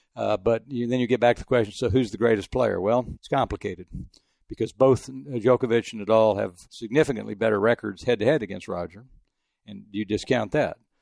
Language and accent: English; El Paso, Texas, United States; moved away; also born or lived in Houston / France; I grew up in El Paso